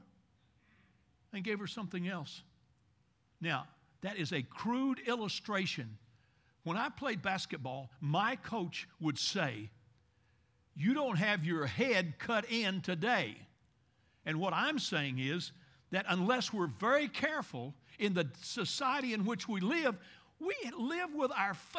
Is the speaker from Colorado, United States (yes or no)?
no; Bowling Green, Kentucky, United States; I'm from Bowling Green, Kentucky.